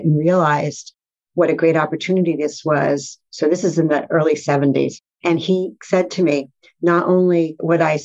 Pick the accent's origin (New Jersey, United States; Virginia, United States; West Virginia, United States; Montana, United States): New Jersey, United States; Fair Lawn; moved away as an adult; also born or lived in Brooklyn, New York / Boston; I was born in Brooklyn and grew up in Fairlawn, New Jersey, which is in Bergen County